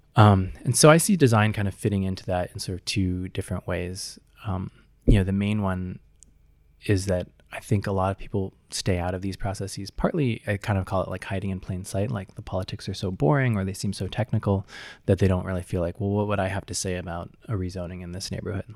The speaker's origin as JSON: {"language": "English", "town": "Seattle", "region": "Washington", "country": "United States", "tie": "born or raised there", "said": "I grew up in Seattle, Washington"}